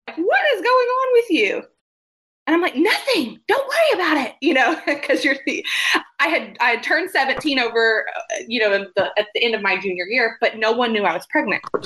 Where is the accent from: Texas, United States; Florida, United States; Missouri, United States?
Texas, United States; Quanah; moved away as an adult; also born or lived in Oklahoma City, Oklahoma; now in Denton, United States; I'm from Quanah, Texas, which is a tiny town in West Texas